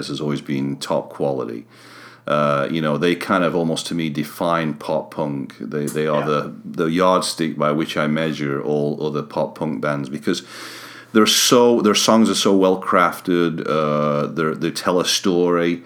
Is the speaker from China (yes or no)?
no; Sheffield, Yorkshire and the Humber, United Kingdom; moved away; I'm from Sheffield originally